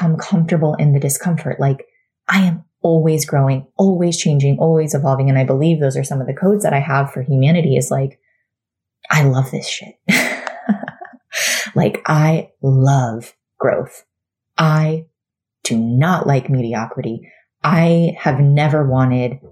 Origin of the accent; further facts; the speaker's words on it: Florida, United States; moved away as an adult; now in North Carolina, United States; we were, you know, born and raised in Florida, 36 years for me